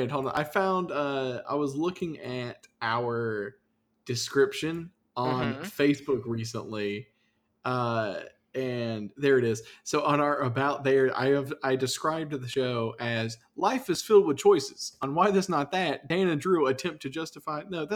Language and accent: English; Canada